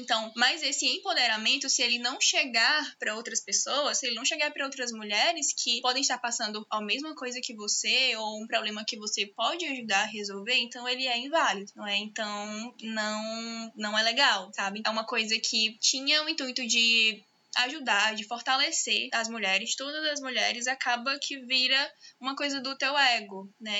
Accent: Teresina, Piauí, Brazil; Eu sou de Teresina, estado do Piauí

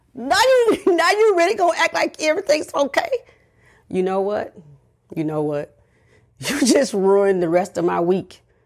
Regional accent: the South, United States; I'm from the South

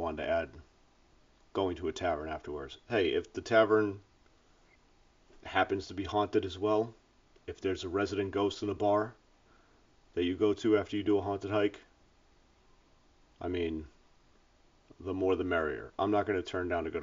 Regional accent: Cape Cod, Massachusetts, United States; moved away as an adult; also born or lived in North Carolina; now in South County, Rhode Island, United States; I'm from New England. I'm from Cape Cod. I grew up there.

